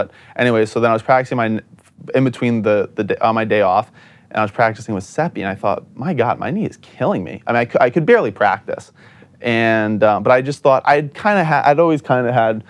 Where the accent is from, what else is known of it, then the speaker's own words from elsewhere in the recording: Chepachet, Rhode Island, United States; I'm from Chepachet